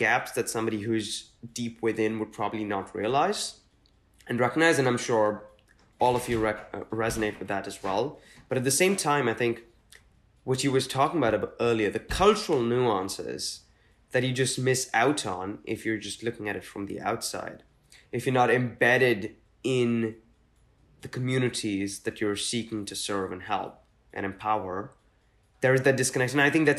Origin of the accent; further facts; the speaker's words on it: Mumbai, Maharashtra, India; growing up in Mumbai, which is not where most of my family was from